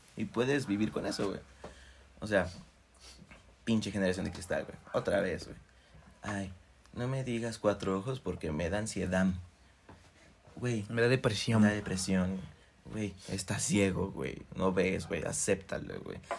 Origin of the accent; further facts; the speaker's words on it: Cuernavaca, Morelos, Mexico; Somos de Cuernavaca